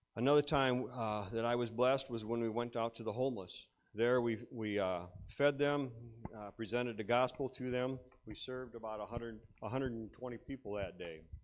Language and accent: English; Iowa, United States; I grew up in Iowa here. I'm just a farm boy.